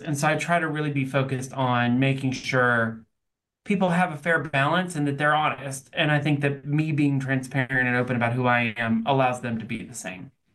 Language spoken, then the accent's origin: English; Nashville, Tennessee, United States; also born or lived in Auburn; I'm from Nashville. I moved back to Nashville